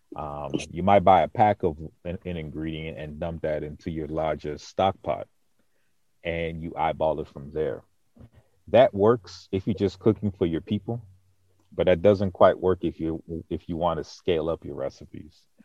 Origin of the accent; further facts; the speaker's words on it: Boston, Massachusetts, United States; moved away as an adult; also born or lived in Lafayette, Louisiana; now in Kansas City, United States; I grew up in the projects of Boston